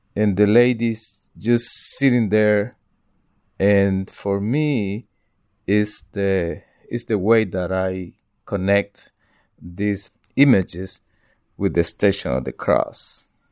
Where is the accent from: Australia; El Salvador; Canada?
El Salvador; moved away; I'm from El Salvador